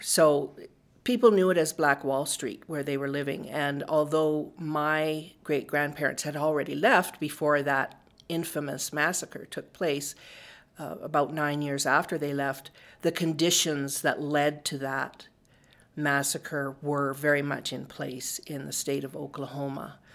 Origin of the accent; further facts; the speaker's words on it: Calgary, Alberta, Canada; I grew up in Bon Ness before it was part of the city of Calgary